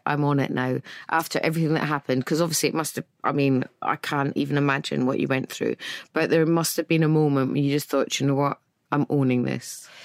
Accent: Scotland, United Kingdom; I'm Scottish.

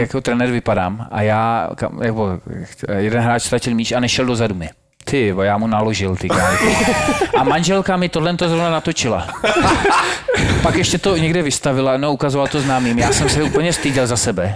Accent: Czechia; u nás klasika, přijdeš, máš tam jedno jídlo, a, a, že jsme Češi, Slováci

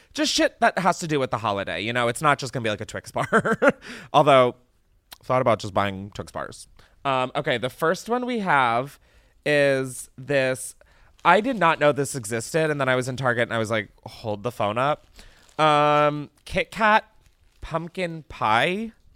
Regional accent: East Coast, United States; moved away; I grew up on the East Coast where apple picking was, like, something I did

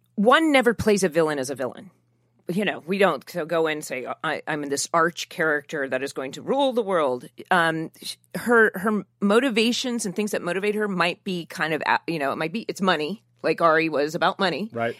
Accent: Newport Beach, California, United States; I grew up in Orange County in, in south of Newport Beach

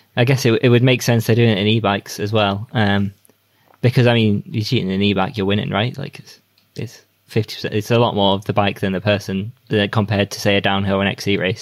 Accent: United Kingdom; as a British rider

